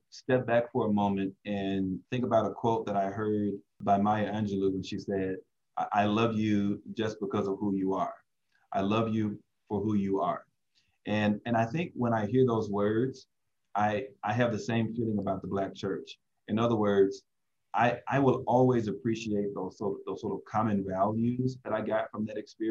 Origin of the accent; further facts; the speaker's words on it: the South, United States; moved away as an adult; now in Southern California, United States; when I grew up in the South, I served at a Baptist church